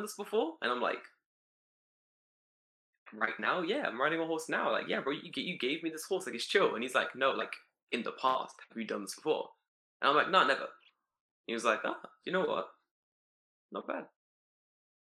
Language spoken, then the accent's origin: English; London, United Kingdom; growing up in London